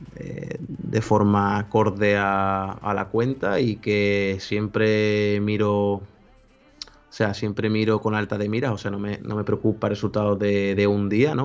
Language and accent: Spanish; Seville, Andalusia, Spain; Yo soy de España, Sevilla